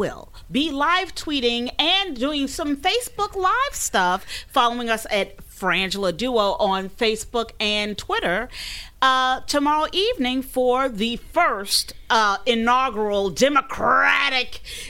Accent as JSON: {"language": "English", "country": "United States", "said": "as an American"}